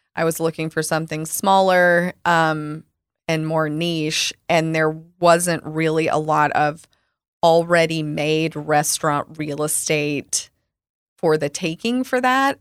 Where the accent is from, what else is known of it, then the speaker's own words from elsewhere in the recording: Arkansas, United States; moved away as an adult; also born or lived in Chicago; now in Dallas, United States; I grew up with in Arkansas